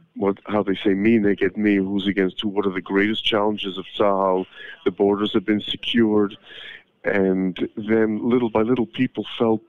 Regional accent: Canada; I'm from Canada

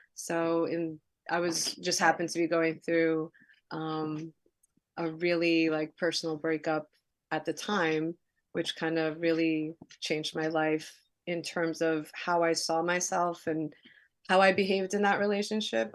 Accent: New York City, New York, United States; also born or lived in New Jersey; I grew up in Queens, New York, uh, in Elmhurst

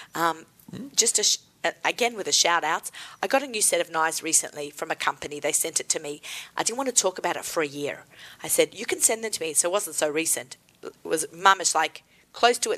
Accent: Australia; moved away; Being Aussie

